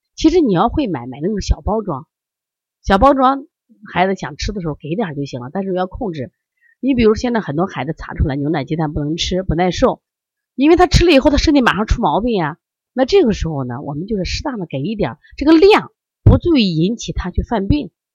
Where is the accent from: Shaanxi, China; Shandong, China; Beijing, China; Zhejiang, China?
Shandong, China; 我山东人呀，我们家人可能更多的就是吃面嘛